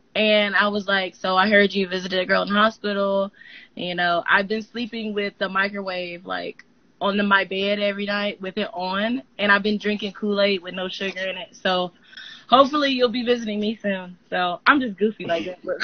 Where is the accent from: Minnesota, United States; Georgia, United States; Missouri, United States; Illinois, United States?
Georgia, United States; also born or lived in Panama; So I live in Georgia, not Atlanta